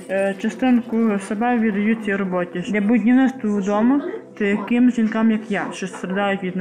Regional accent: Ivano-Frankivsk Oblast, Ukraine; moved away as an adult; now in Chernivtsi, Ukraine; мені 29 років. Е, маю чотири прекрасних дітей. Сама родом з Івано-Франківщини.

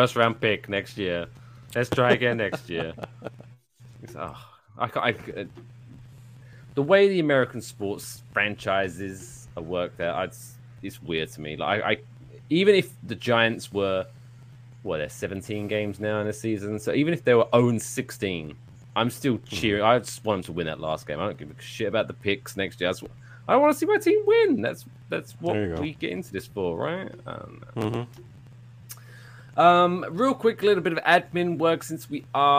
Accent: England, United Kingdom; now in Jersey City, United States; I'm English

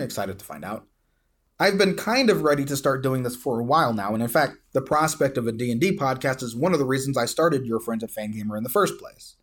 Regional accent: South Louisiana, United States; moved away as an adult; now in Tucson, United States; I was born and raised in South Louisiana

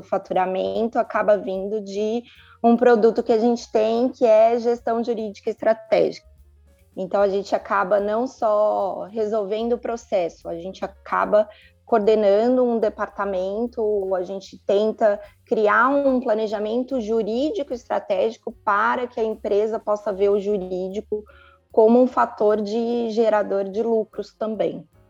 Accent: São Paulo, Brazil; moved away as an adult; now in Sumaré, Brazil; Eu sou de São Paulo

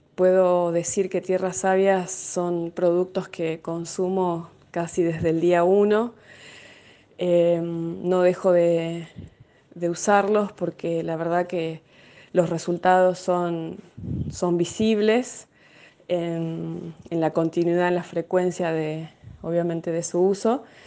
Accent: Tartagal, Salta, Argentina; yo soy de Tartagal.

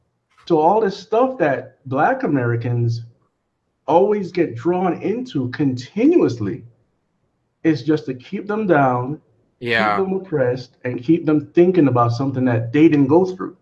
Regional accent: Jamaica; okay, I come from Jamaica. And when I sit down with Jamaicans, I've never, ever, ever had conversations about stuff that went on 400 years ago in the Caribbean.

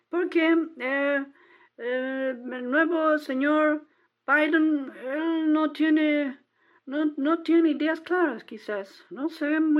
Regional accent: Texas, United States; Spanish is a second language; Yo no, no, no, no, no New York. Yo soy de Texas. Yo, ah, soy de sí, una pequeña ciudad de Texas.

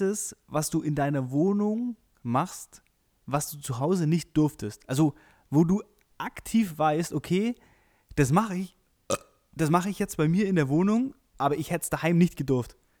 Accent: Friedberg, Bavaria, Germany; ich bin in Friedberg groß geworden, das ist so ein, so ein kleines äh, Kaff zwischen, zwischen München und äh, Augsburg.

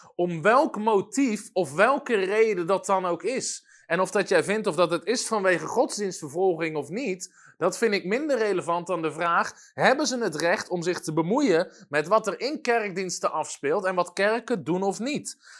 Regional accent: Netherlands; als Nederlanders zijn we dat niet gewend

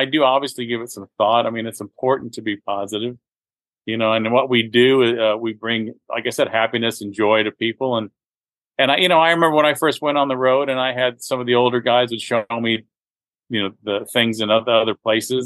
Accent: Florida, United States; growing up in Florida

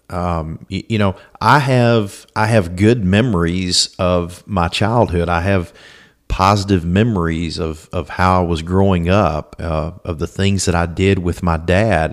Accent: Alexandria, Louisiana, United States; I was born in Alexandria, Louisiana, uh, to my mom and dad.

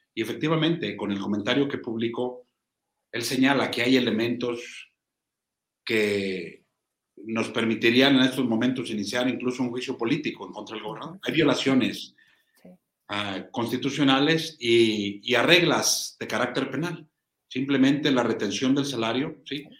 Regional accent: Zacatecas, Mexico; nuestro estado

